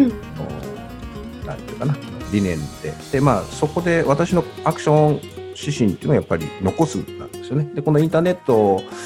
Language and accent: Japanese; Nagoya, Aichi, Japan; 私名古屋の出身ですけど